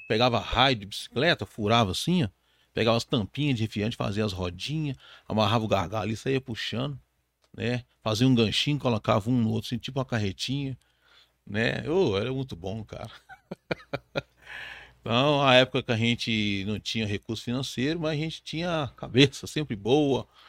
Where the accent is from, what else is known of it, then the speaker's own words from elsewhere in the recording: Belo Horizonte, Minas Gerais, Brazil; sou de Belo Horizonte, mas a minha família tem origem em Tabira.